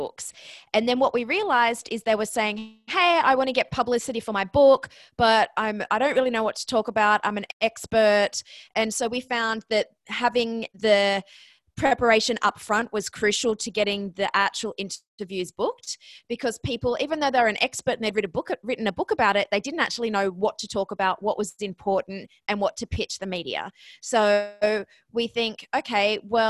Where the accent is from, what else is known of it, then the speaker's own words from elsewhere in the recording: Australia; moved away as an adult; also born or lived in Ohio, United States; now in New York, United States; I'm Australian. That's where the accent comes from. I'm in New York right now